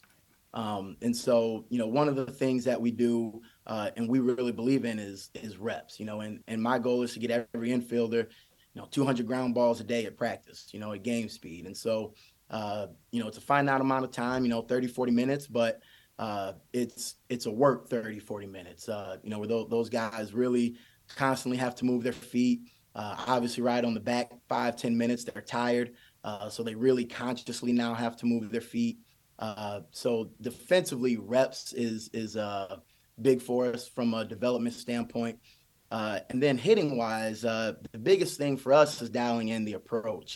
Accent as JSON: {"language": "English", "region": "Michigan", "country": "United States", "tie": "born or raised there", "said": "growing up in Michigan"}